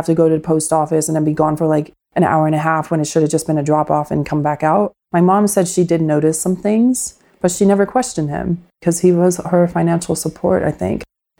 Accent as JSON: {"language": "English", "region": "Pennsylvania", "country": "United States", "tie": "born or raised there", "also_born_or_lived": "Washingtonville, New York", "said": "And then we moved from Washingtonville, New York to Pennsylvania. I had a pretty normal childhood for the most part."}